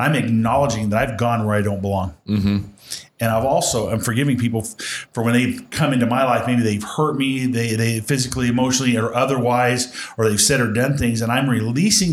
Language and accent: English; Western Nebraska, United States; I grew up in Western Nebraska